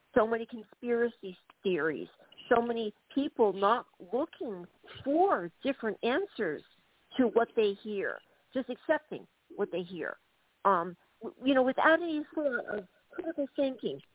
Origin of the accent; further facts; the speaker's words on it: United States; moved away as an adult; now in Dublin, Ireland; I'm an American citizen